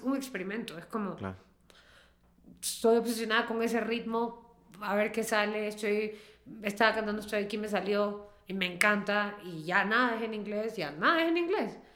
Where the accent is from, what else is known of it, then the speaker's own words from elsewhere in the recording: Peru; first language Spanish; como nosotros, Perú